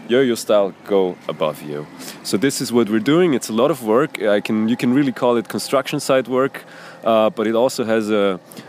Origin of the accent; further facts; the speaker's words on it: Vienna, Austria; moved away as an adult; now in Banja Luka, Bosnia and Herzegovina; I'm from Austria, that's right. I think the better word would be I'm a reverse Gastarbeiter here, actually. I'm from the city of Vienna.